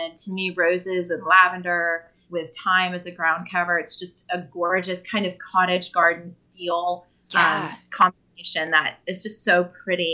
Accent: California, United States; moved away; I grew up in California

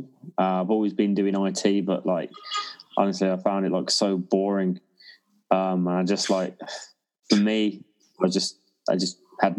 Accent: Birmingham, West Midlands, United Kingdom; moved away as an adult; now in Perth, Australia; I'm from Birmingham, England originally, and winter there sucks

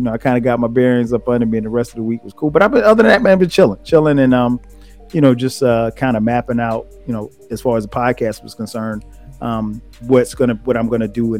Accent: South Carolina, United States; moved away; my hometown, which is 4 hours away

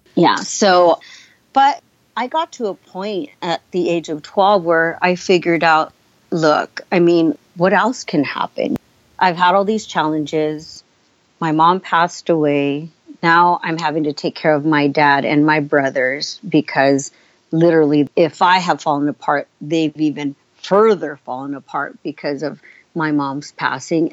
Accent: San Francisco, California, United States; also born or lived in San Jose, California; they came to this country, settled in San Francisco, and I grew up in San Francisco, then moved to San Jose, California

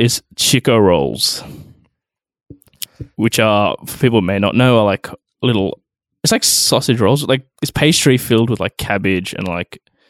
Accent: Australia; I'm like, well, I'm Australian.

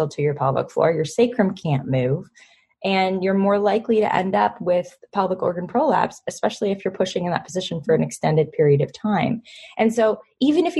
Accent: Toronto, Ontario, Canada; my hometown

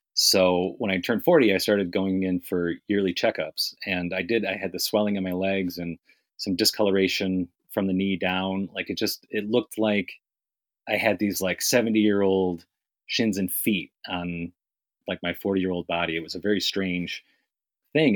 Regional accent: New York, United States; now in Miami, United States; I grew up in New York. I moved to Miami around about 96

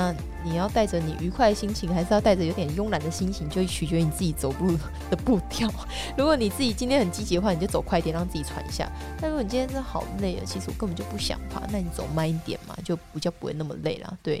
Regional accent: Taiwan; 我只觉得我台湾人的这一刻让我觉得非常的感动。

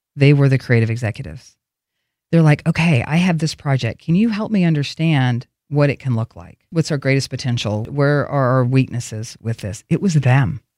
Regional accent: Oklahoma, United States; accent: southern; moved away; I grew up in this little town

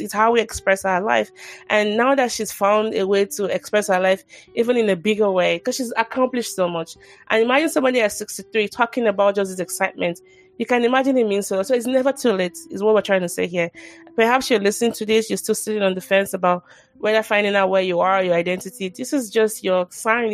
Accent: Nigeria; I'm from Nigeria

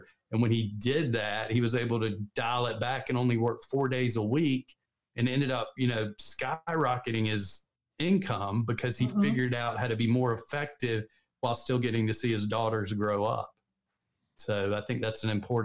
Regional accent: the South, United States; We're both from the South. So we talk a little slow

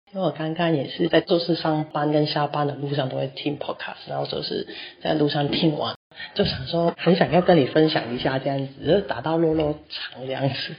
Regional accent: Hong Kong; moved away as an adult; also born or lived in Taipei, Taiwan / Keelung, Taiwan; now in Taiwan; 我就是从香港嫁过来之后

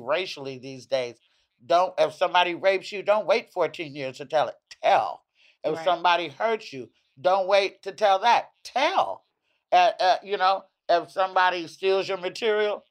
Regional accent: the South, United States; now in East Coast, United States; I'm from the South

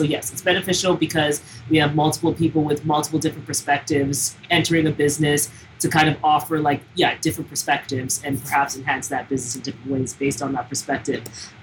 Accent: Toronto, Ontario, Canada; now in Montreal, Canada; we're Anglos from Toronto

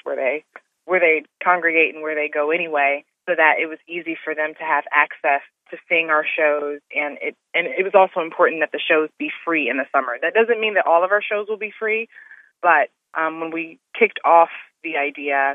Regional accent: Detroit, Michigan, United States; moved away as an adult; also born or lived in Las Vegas; my hometown

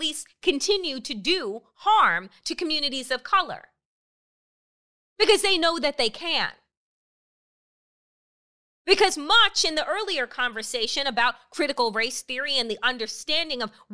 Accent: Suffolk County, Long Island, New York, United States; I grew up in Suffolk County

